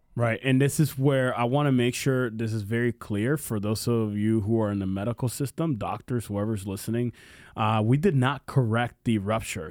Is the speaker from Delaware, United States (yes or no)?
no; Pennsylvania, United States; moved away; I grew up in Pennsylvania